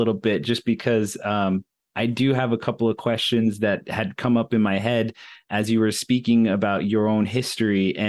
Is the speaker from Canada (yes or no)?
no; East Coast, United States; now in Arizona, United States; I grew up on the East Coast